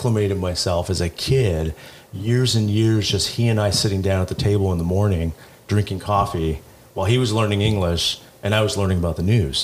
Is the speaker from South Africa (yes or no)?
no; Santa Ana, California, United States; I grew up in Santa Ana